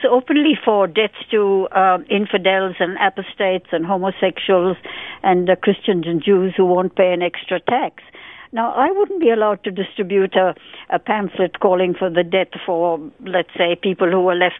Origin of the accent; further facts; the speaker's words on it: India; moved away as an adult; now in Australia; I was born in India, pre-partition India, and during my 23 years that I lived in India